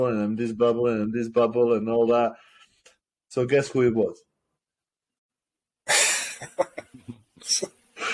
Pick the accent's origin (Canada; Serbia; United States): Serbia; moved away as an adult; now in United Kingdom; I class myself more as Serbian because I grew up in Serbia for like 20 odd years. And I live here like just over 10 years or so